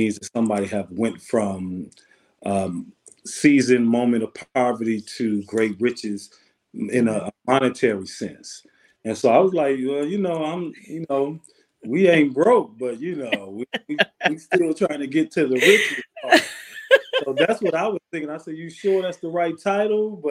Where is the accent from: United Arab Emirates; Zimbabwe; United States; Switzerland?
United States; Benton Harbor, Michigan; I'm born and raised in a city called Benton Harbor, Michigan, right outside of Chicago. So I'm a Midwest guy